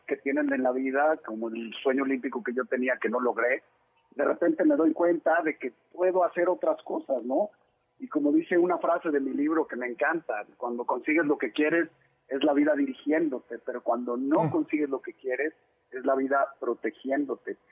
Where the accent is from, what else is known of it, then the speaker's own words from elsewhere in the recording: Monterrey, Nuevo León, Mexico; also born or lived in Mexico City; yo nací en Ciudad de México, me fui a vivir a Monterrey muy chiquito